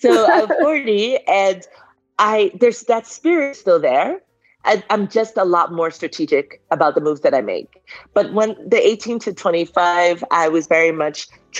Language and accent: English; Boston, Massachusetts, United States; moved away as an adult; also born or lived in Liberia; At age 5, my father goes to do his master's in Boston. And my family goes with him